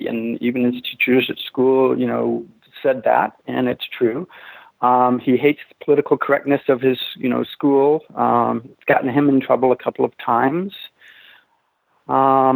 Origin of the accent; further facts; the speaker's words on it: Texas, United States; moved away; I'm from Texas